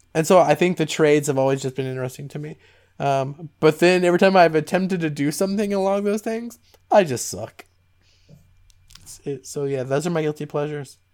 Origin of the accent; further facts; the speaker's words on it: Southern Ohio, United States; All of my friends that I grew up with in Southern Ohio